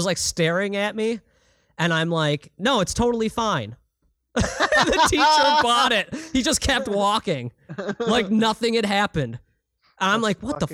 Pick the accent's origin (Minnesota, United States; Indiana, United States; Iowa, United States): Minnesota, United States; I'm from Minnesota, which is almost like Canadian in some elements